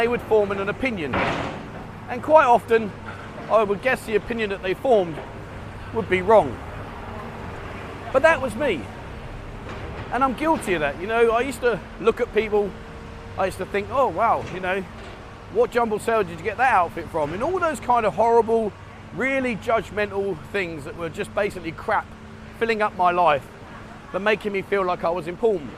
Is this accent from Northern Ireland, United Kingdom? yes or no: no; London, United Kingdom; moved away as an adult; now in Pattaya, Thailand; I find myself being more Thai than I was being a Londoner